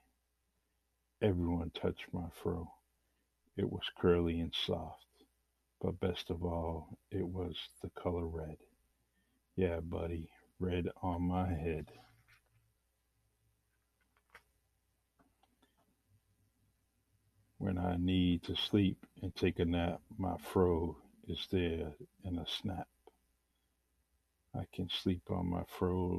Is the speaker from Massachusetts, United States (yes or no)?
yes; Bay Village housing units, Massachusetts, United States; the many stories are inspired by growing up in the Bay Village housing units